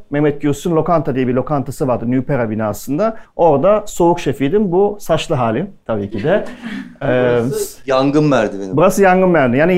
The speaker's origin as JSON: {"language": "Turkish", "town": "Nazilli", "region": "Aydın", "country": "Turkey", "tie": "born or raised there", "also_born_or_lived": "Germany", "accent": "Aydın dialect", "said": "ben aslen Nazilliyim. E, Almancıyım, gurbetçiyim. Gurbetçi bir ailenin çocuğuyum. Almanya'da doğdum aslında. Ana dilim Türkçe değil, ana dilim Aydın şivesi benim. Çünkü köyde büyüdüm ben."}